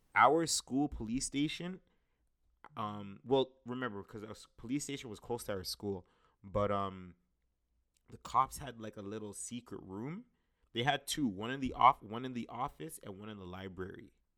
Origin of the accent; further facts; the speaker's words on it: Brampton, Ontario, Canada; my hometown Brampton